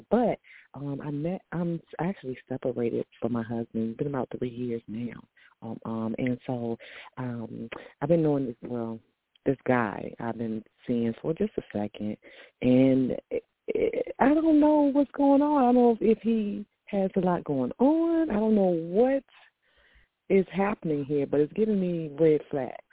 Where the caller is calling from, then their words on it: Virginia, United States; I'm calling from Virginia.